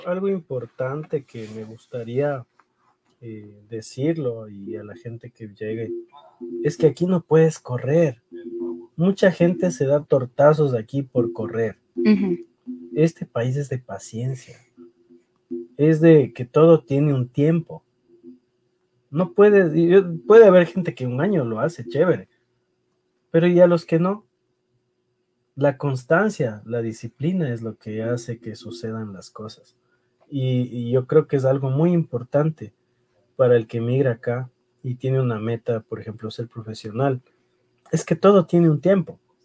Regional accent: Ecuador; first language Spanish; now in New York, United States; hablando como ecuatoriano

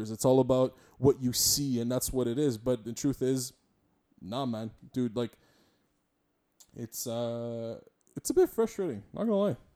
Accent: Montreal, Quebec, Canada; I'm a, I'm a Montrealer, I'm a, I'm a Quebecois, I'm a I'm a Canadian, I'm a Franco Canadian, or, or I'm a I'm an English Quebecois.

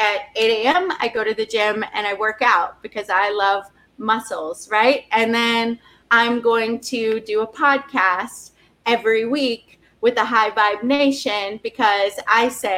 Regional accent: the South, United States; I'm from the South

